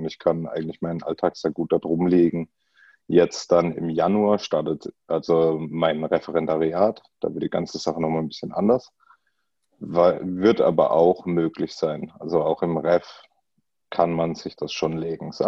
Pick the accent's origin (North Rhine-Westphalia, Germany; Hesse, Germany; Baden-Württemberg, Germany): Baden-Württemberg, Germany; Bruchsal; ich komme aus der Gegend um Karlsruhe ähm, oder genauer um Bruchsal, also im schönen Südwesten.